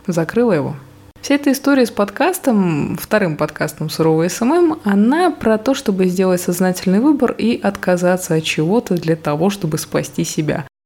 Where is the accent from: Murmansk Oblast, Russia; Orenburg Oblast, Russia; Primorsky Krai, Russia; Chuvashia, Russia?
Murmansk Oblast, Russia; Murmansk; moved away as an adult; now in Saint Petersburg, Russia; сама я родом из Мурманска, сейчас я уже там не живу